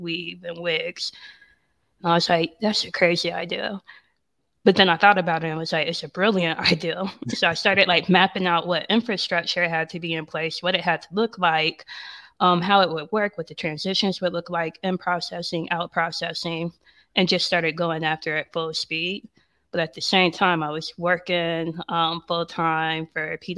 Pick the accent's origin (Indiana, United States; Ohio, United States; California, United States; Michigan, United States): Ohio, United States; moved away as an adult; also born or lived in New York; now in Atlanta, United States; I'm living here in Atlanta. I'm from Ohio, but spent a lot of time in Atlanta during undergrad